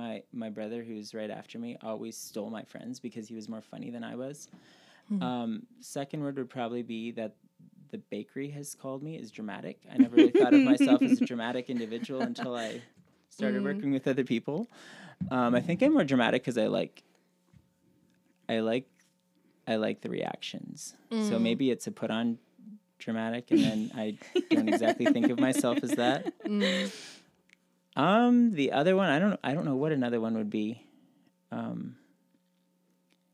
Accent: Brussels, Ontario, Canada; I grew up just outside of Brussels

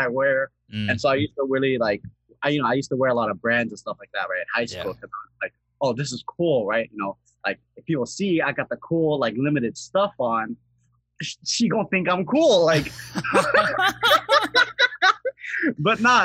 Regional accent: Seattle, Washington, United States; So I'm from Seattle, Washington, right? Specifically, I'm in the Rainier Beach area, so the southern part

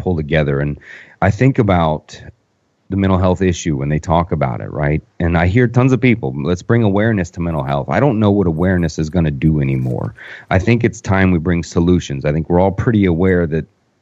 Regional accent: Orlando, Florida, United States; I'm from Orlando. I live in Orlando

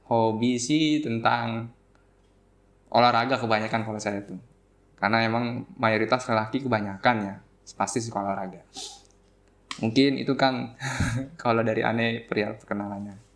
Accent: Bekasi, West Java, Indonesia; born there; Saya lahir di Bekasi pada tanggal 22 Desember. Lalu saya tinggal bersama orang tua saya di daerah Cikarang Kota

